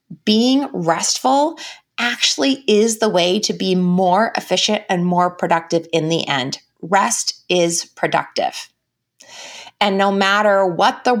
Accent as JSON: {"language": "English", "country": "United States", "said": "as American women, it is part of our value system to be productive."}